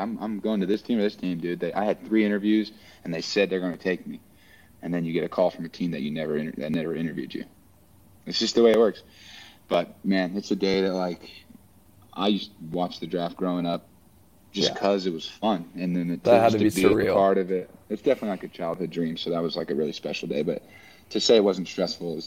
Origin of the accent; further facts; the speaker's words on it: West Coast, United States; moved away as an adult; also born or lived in Midwest / New Orleans; now in Philadelphia, United States; I'm from the West Coast